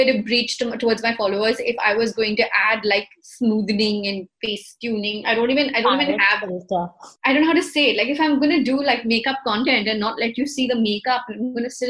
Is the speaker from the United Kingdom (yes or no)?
no; India; We're Indian, yeah, we're brown people